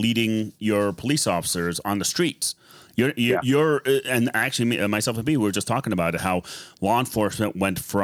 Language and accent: English; Lebanon; now in United States; I'm from Lebanon and I speak Arabic